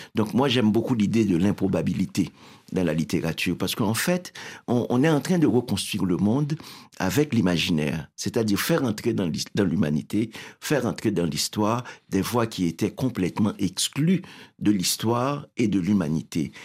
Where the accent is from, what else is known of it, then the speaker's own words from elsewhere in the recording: Haiti; now in Montreal, Canada; je viens d'Haïti